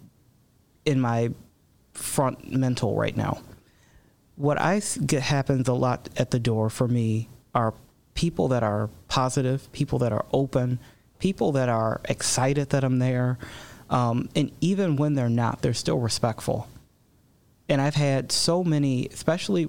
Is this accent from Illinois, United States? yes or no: yes; Chicago, Illinois, United States; now in DuPage County, United States; I was born in Chicago.